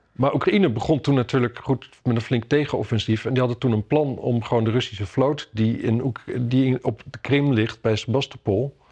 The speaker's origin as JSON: {"language": "Dutch", "region": "Drenthe", "country": "Netherlands", "moved": "yes", "lives_now": "Amsterdam, Netherlands", "said": "ik kom uit Drenthe. Ik kom uit Drenthe."}